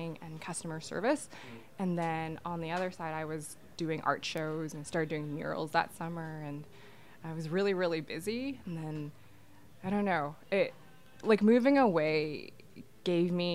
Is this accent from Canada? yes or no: yes; Burnaby, British Columbia, Canada; I grew up in Vancouver, Burnaby.